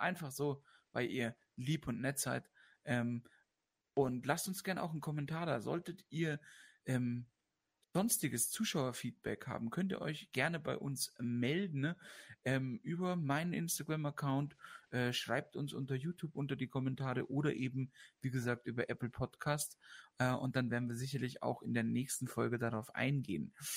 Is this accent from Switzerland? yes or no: no; Austria; bei uns in Österreich